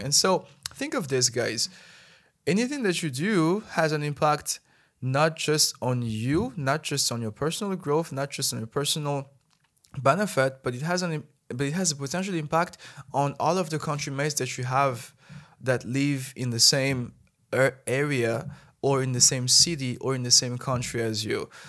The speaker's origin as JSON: {"language": "English", "country": "Madagascar", "moved": "as an adult", "lives_now": "China", "said": "as a Malagasy person"}